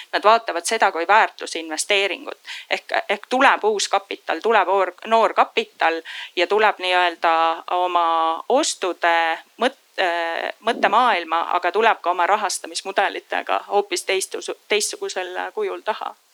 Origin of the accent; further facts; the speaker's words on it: Põlva, Põlva County, Estonia; also born or lived in Singapore; now in Tallinn, Estonia; ma ise olen pärit Põlvast